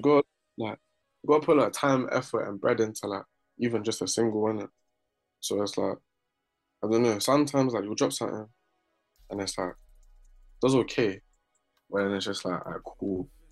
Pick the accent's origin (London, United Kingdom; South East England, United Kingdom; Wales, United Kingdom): London, United Kingdom; also born or lived in Barking; I was born in South, yeah, then we got moved around South a lot